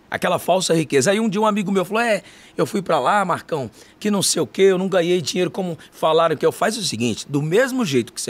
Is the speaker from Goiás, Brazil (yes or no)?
yes; Goiás, Brazil; Sou goiano do pé rachado.